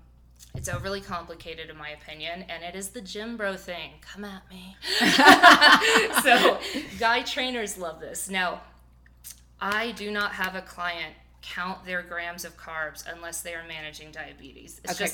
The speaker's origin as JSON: {"language": "English", "region": "Midwest", "country": "United States", "said": "I mean, I'm a big meat eater. We're both from the Midwest."}